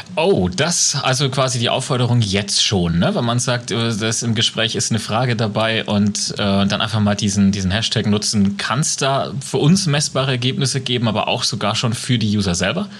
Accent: Franconia, Germany; accent: Franconian; Bei uns in Deutschland

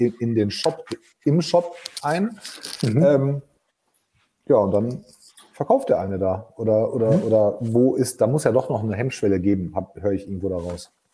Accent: Germany; bei uns in Deutschland

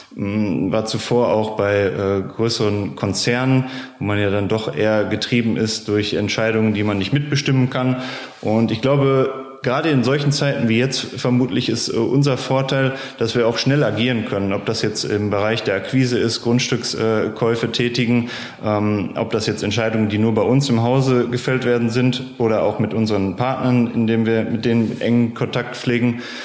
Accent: Bochum, North Rhine-Westphalia, Germany; Ich komme selbst aus Bochum.

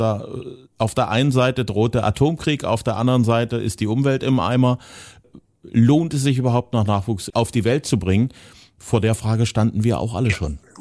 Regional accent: eastern Germany, Germany; speziell im Ostteil von Deutschland, da wo ich herkomme

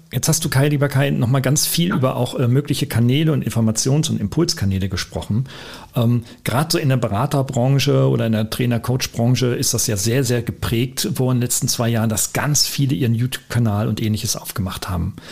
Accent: Germany; wir kommen beide aus Deutschland

